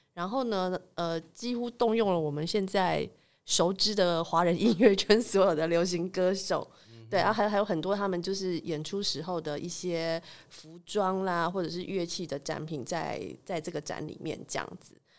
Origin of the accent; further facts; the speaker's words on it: Taipei, Taiwan; 我是台北人啊，所以其实我们家过年通常就留在台北这样子